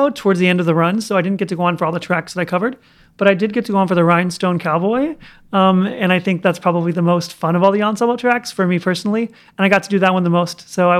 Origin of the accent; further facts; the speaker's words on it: Oklahoma, United States; Oklahoma, near Oklahoma City.